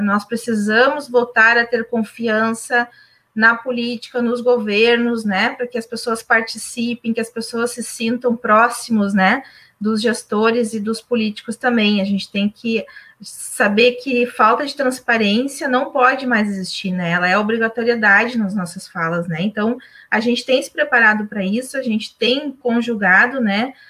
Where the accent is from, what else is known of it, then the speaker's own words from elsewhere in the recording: Charqueadas, Rio Grande do Sul, Brazil; Aqui na minha terra, Encharqueadas